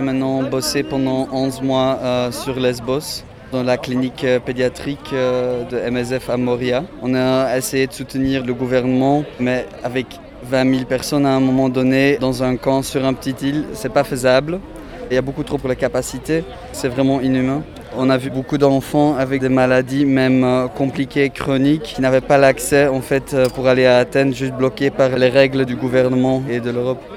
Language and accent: French; Mechelen, Flanders, Belgium; je viens de Malines